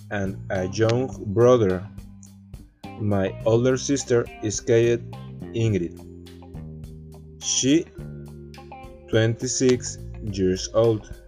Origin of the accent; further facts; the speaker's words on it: Veracruz, Mexico; English is a second language; I am 19 years old. I am from Veracruz, Mexico. I lived with my parents in the north part of the state of Veracruz.